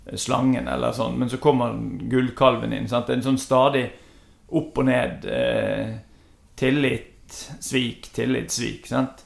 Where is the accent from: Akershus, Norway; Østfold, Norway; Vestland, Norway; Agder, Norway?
Vestland, Norway; Os; Jeg vokste opp på Os